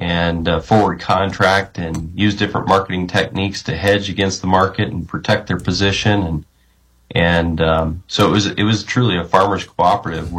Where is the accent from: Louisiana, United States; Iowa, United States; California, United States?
Iowa, United States; Story City; moved away; I grew up in agriculture and a family farm back in Story City, Iowa